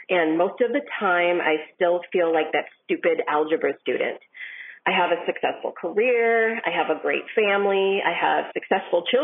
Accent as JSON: {"language": "English", "town": "Shakopee", "region": "Minnesota", "country": "United States", "said": "I'm from Shakopee, Minnesota."}